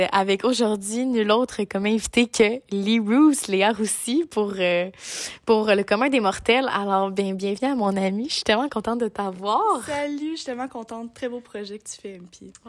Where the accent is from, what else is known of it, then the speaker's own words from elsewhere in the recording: Quebec, Canada; moved away as an adult; chez nous au Québec.